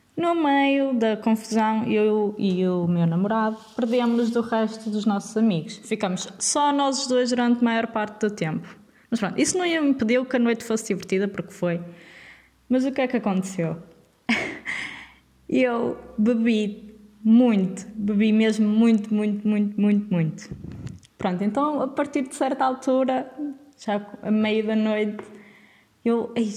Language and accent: Portuguese; Vila Nova de Gaia, Norte, Portugal; moved away as an adult; now in Leiria, Portugal; nascida e criada em Vila Nova de Gaia